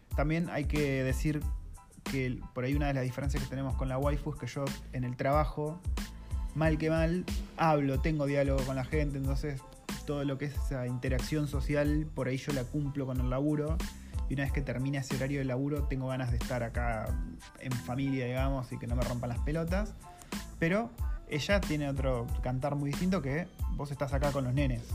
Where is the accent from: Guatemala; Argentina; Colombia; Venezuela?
Argentina; moved away as an adult; now in Wellington, New Zealand; en Argentina, que somos un montonazo de gente